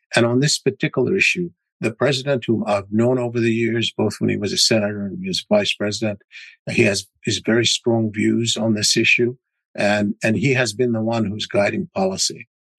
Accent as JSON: {"language": "English", "country": "United States", "said": "I'm an American, obviously, and I'm looking at it through the prism. I'm an Arab American"}